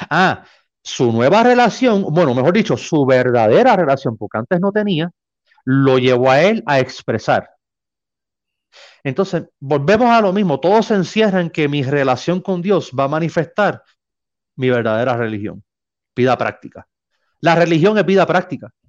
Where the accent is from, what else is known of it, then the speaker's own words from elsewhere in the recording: Mexico; Para mí eh, es, un honor compartir con gente de mi tierra. Aquí estoy rodeado de mexicanos.